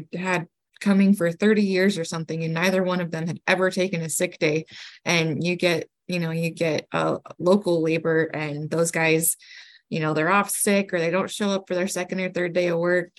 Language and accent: English; Utah, United States; also born or lived in Connecticut; growing up on my family's farm. You know, we moved to Utah from Connecticut in 1995